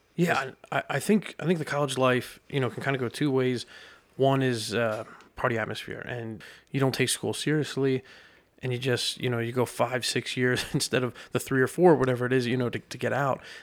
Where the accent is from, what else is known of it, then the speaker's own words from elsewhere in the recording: Lebanon, Pennsylvania, United States; growing up in Lebanon